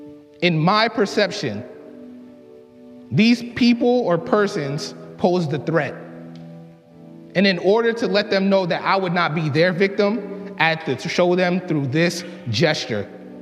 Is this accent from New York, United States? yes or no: no; Boston, Massachusetts, United States; I grew up in the Mattapan neighborhood of Boston, a rough and tough inner-city community.